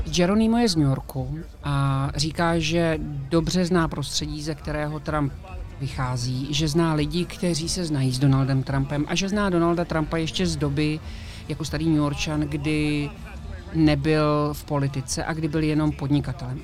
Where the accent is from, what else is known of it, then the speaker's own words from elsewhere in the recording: Prague, Czechia; já jsem z Prahy